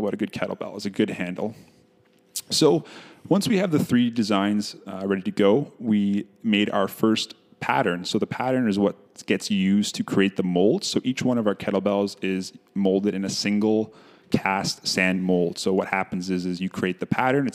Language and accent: English; Ottawa, Ontario, Canada; moved away as an adult; now in Winnipeg, Canada; So I grew up in Ottawa, Ontario. I recently moved to Winnipeg about 3 years ago